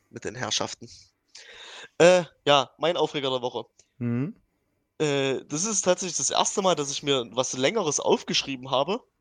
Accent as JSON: {"language": "German", "town": "Dresden", "region": "Saxony", "country": "Germany", "said": "ich als Dresdner wohne ja schon äh, anderthalb Stunden weit weg."}